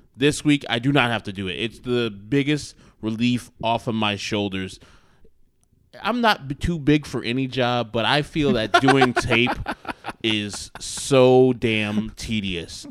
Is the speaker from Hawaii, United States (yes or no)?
no; Wheaton, Illinois, United States; we're from Wheaton